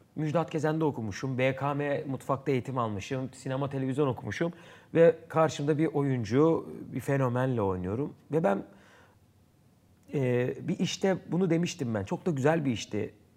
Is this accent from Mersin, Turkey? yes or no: no; Istanbul, Turkey; Erenköy. Bağdat Caddesi çocuğuyum.